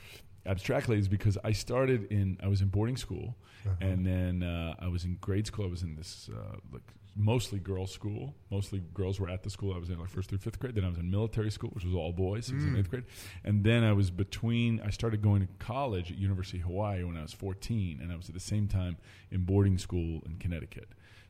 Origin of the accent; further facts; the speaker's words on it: Oxford, South East England, United Kingdom; born there; I was born in Oxford, England, and my mother's British, my grandfather's British, all the way back.